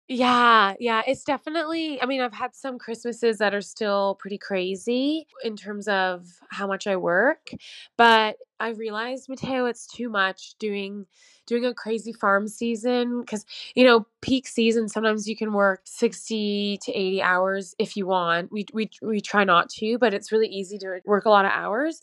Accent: Canada; moved away as an adult; also born or lived in London; something inside of me just knew that I had to come back to Canada

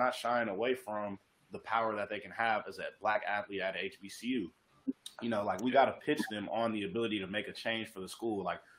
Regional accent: West Coast, United States; I'm from the West Coast.

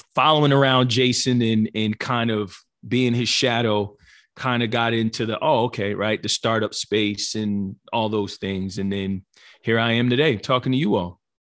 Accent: New Jersey, United States; born and raised in New Jersey

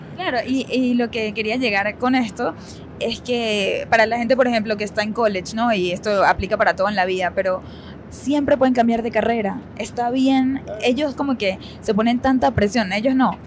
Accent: Venezuela; now in United States; Una vida muy cómoda en nuestra casa, en nuestro idioma, en nuestra familia, cuando todavía las cosas en Venezuela estaban bastante estables

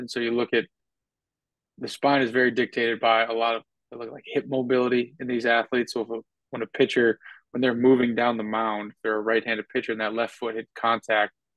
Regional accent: North Dakota, United States; moved away as an adult; now in Tampa, United States; I'm from North Dakota, so it's not like I'm living in some big area. We're now living in Tampa

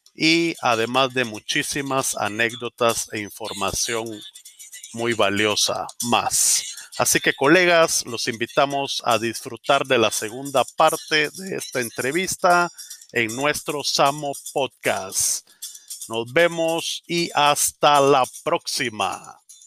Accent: Guatemala; En el Roble, en Guatemala

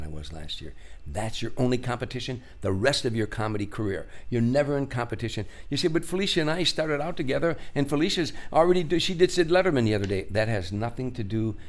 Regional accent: Chicago, Illinois, United States; I grew up in South Side of Chicago

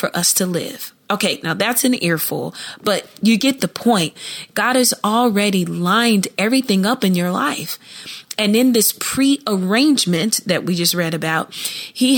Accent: Columbus, Ohio, United States; I grew up in Columbus, Ohio

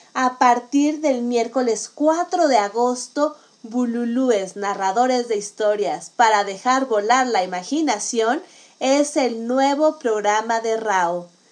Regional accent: Mexico; also born or lived in Mexico City; como mexicana

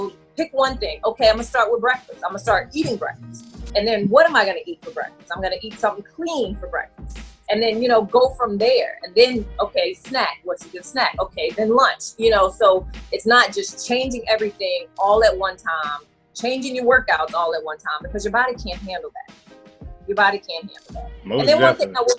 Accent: New Orleans, Louisiana, United States; I'm from New Orleans area

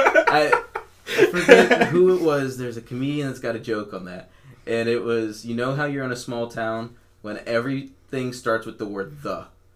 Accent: South Florida, United States; now in Ocala, United States; I'm from South Florida

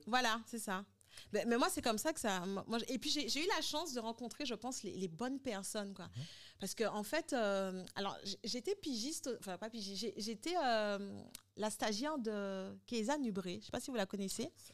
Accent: Guadeloupe; also born or lived in Santo Domingo / Paris; je suis guadeloupéenne

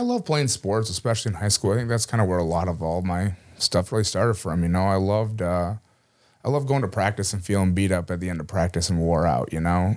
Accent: Cleveland, Minnesota, United States; I grew up from a real small town here in southern Minnesota, Cleveland, just down the road from here in Mankato

